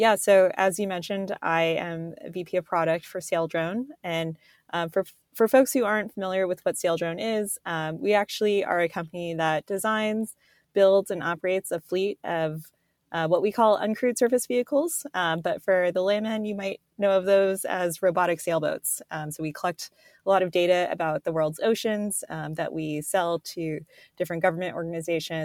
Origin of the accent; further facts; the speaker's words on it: South Florida, United States; I was born and raised in South Florida